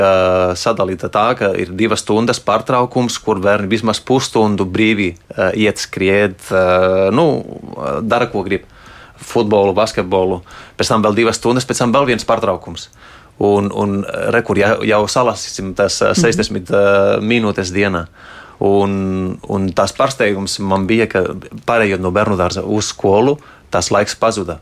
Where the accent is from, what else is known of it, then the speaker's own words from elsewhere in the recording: Spain; Latvian is a second language; now in Latvia; es esmu dzimis, aud, audzis Spānijā